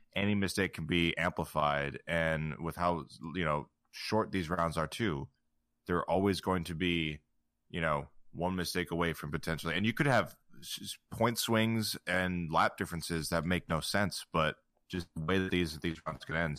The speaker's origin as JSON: {"language": "English", "country": "United States", "said": "being an American"}